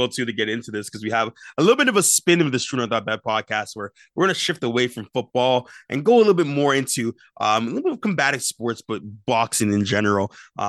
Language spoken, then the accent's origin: English; Brampton, Ontario, Canada; I had an exceptional time coming from Brampton. I grew up pretty much in Brampton.